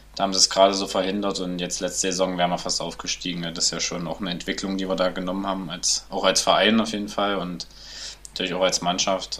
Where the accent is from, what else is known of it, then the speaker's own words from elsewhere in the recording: Nebra, Saxony-Anhalt, Germany; also born or lived in Querfurt; mein Elternhaus steht in Nepra. Ähm, ja, manche kennen es vielleicht durch die Himmelscheibe im schönen Unstrutal. Und ähm, ja, da bin ich aufgewachsen bis eigentlich bis zur sechsten Klasse